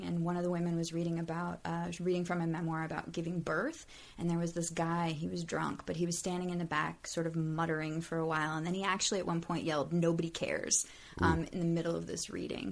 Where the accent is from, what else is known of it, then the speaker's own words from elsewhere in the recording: Sacramento, California, United States; also born or lived in Salt Lake City; I was born in Sacramento, lived there most of my childhood, although we moved a lot.